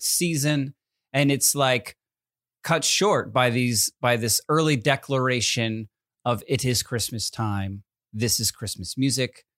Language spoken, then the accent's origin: English; New Jersey, United States; also born or lived in Connecticut; now in California, United States; Growing up in New Jersey and Connecticut